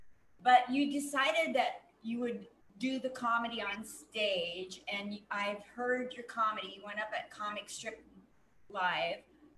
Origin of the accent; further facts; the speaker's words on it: Portland, United States; also born or lived in New York; now in Las Vegas, United States; I'm from Portland, went to New York twice and lived there. Comic Strip Live, Gladys I'm in, and now I'm in Vegas.